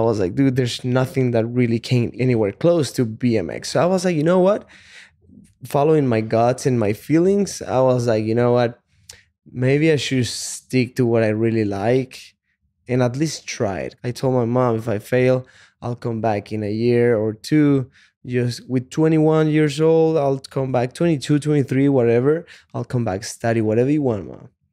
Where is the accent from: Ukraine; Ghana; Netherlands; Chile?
Chile; English is a second language; moved away as an adult; also born or lived in Texas / California; now in United States; I was born in Chile. When I was twenty years old, I moved to the States just to work as a salesman